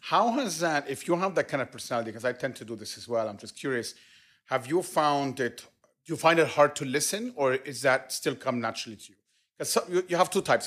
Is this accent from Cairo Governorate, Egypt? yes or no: yes; Cairo, Cairo Governorate, Egypt; moved away; I grew up in Cairo all, all my life